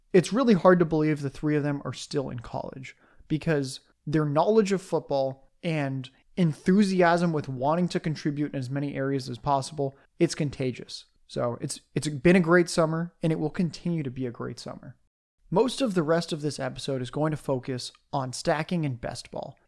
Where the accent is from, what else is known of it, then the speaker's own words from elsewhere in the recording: San Diego, California, United States; moved away; I'm a displaced San Diego Chargers fan who's a sucker and owns a Justin Herbert jersey and is still rooting for the team that left my hometown